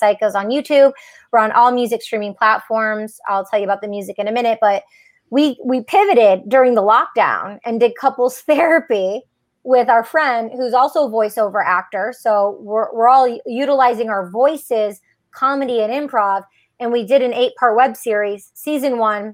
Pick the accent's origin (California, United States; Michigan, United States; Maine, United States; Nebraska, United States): Michigan, United States; outside of Detroit; growing up outside of Detroit, Michigan.